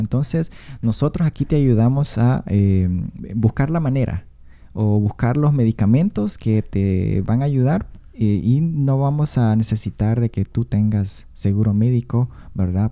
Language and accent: Spanish; Honduras; first language Spanish; moved away as an adult; now in Seattle, United States; yo soy de Honduras